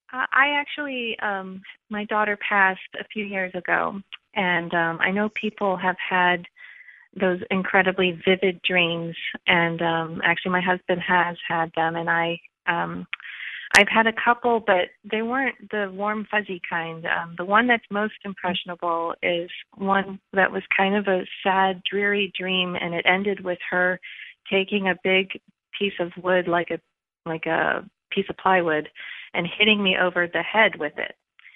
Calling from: Rhode Island, United States; I'm calling from Rhode Island.

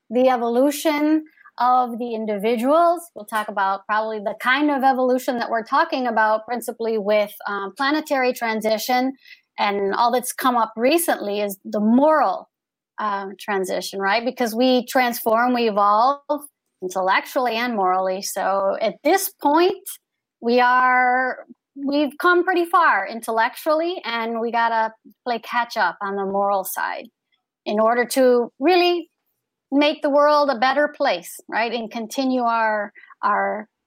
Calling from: Fort Lauderdale, Florida, United States; I'm joining from Fort Lauderdale, Florida.

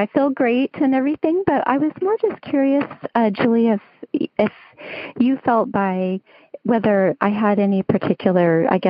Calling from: Los Alamitos, California, United States; I'm calling you from Los Alamitos, California.

